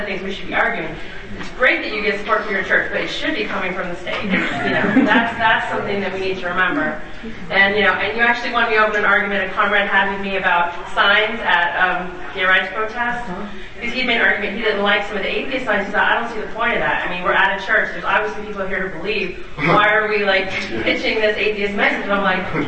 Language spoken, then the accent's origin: English; North Georgia, United States; now in San Diego, United States; I grew up Southern Baptist. Grew up that way, and that was the goal. There were a lot of poverty in the South. I'm from North Georgia